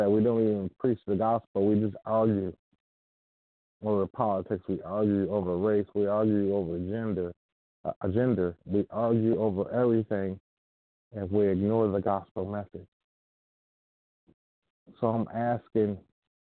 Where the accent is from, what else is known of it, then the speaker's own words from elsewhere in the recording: United States; as an American